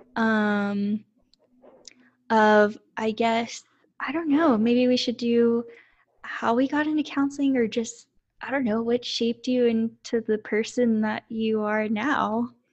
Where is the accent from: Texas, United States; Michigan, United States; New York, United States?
Texas, United States; Lorena; also born or lived in Austin, Texas; I grew up in Lorena, Texas, which is very small